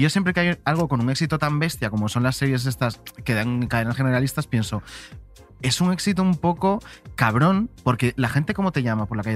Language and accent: Spanish; Tenerife, Canary Islands, Spain; moved away as an adult; now in Madrid, Spain; vivía en Tenerife y para estudiar ya simplemente la carrera me tuve que ir eh, a la península y luego ya pues a Madrid a trabajar